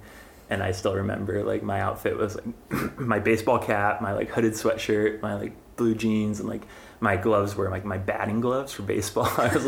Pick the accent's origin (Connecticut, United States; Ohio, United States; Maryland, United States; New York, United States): Ohio, United States; Northeast; moved away; I grew up in Northeast Ohio in kind of a small town of 3,000 folks, like an hour northeast of Cleveland. Just imagine lots of dairy cow farms and that sort of thing, and dirt roads and Midwest.